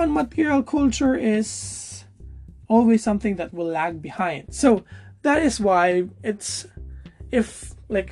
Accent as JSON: {"language": "English", "country": "Philippines", "said": "I am a Filipino and I'm partly experiencing Filipino culture"}